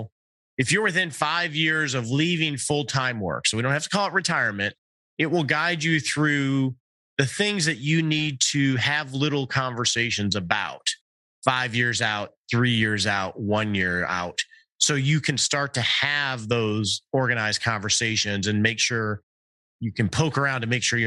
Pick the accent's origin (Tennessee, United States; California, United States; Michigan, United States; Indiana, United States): Michigan, United States; Detroit; I grew up in the Detroit area